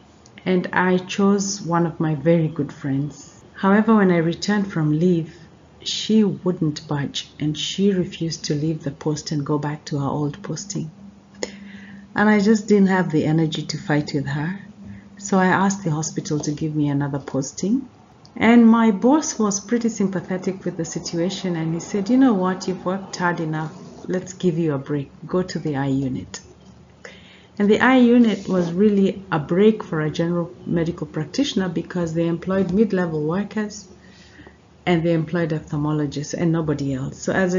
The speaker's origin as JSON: {"language": "English", "region": "Nairobi", "country": "Kenya", "tie": "born or raised there", "said": "My parents soon relocated to Nairobi, where they were both working. And I grew up in Nairobi, went to university in Nairobi."}